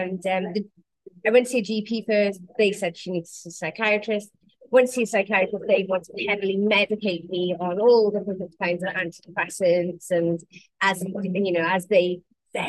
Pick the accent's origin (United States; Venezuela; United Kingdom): United Kingdom; Wales; I'm the limpet from Wales